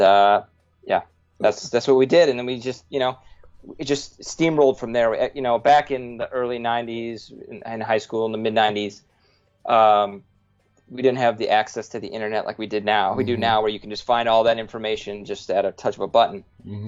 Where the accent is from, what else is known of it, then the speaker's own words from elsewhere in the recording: Woodbury, Minnesota, United States; we met in fourth grade in we grew up in Minnesota, suburb Woodbury, outside of uh, St. Paul, Minnesota